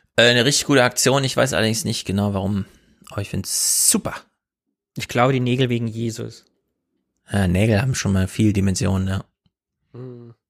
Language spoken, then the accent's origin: German; Thuringia, Germany; moved away; Ich komme ja aus Thüringen